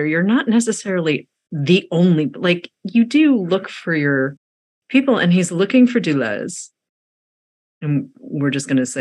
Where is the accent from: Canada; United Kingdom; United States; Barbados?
United States; Massachusetts; I grew up in Massachusetts.